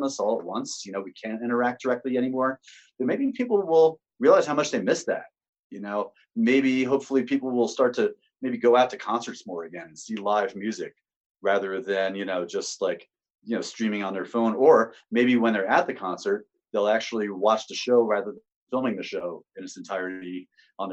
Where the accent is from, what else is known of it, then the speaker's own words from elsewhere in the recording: Sparta, New Jersey, United States; Born and raised in Sparta